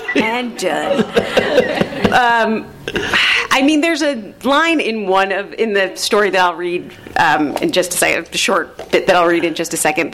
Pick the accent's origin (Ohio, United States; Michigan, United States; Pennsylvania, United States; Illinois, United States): Illinois, United States; Glenview; also born or lived in Chicago; from Chicago originally, from Glenview, Illinois, specifically